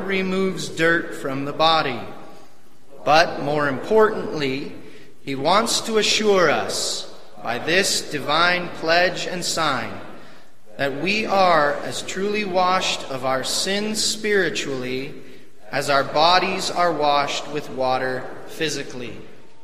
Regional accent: Northwest Washington, United States; when I was growing up in Northwest Washington, I lived on a dairy farm

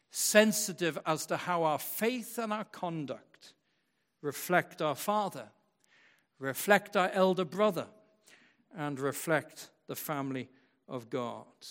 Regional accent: West Michigan, United States; I was born and brought up in West Michigan in the church, in West Michigan

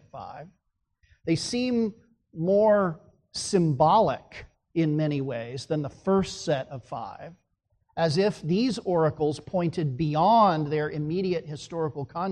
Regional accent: Phoenix, Arizona, United States; I grew up in Phoenix, Arizona

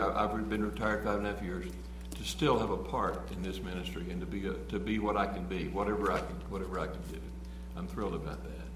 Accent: United States; we're American.

